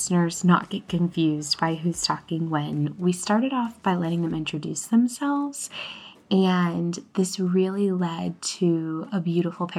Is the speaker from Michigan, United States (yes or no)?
yes; Ann Arbor, Michigan, United States; I grew up in Ann Arbor, Michigan.